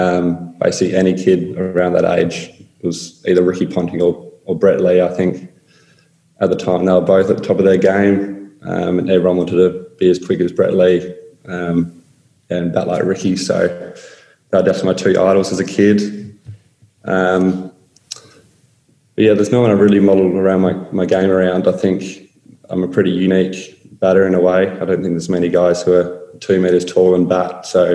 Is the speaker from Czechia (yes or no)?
no; Australia; geez, I'm an Australian, why is he trying to help me?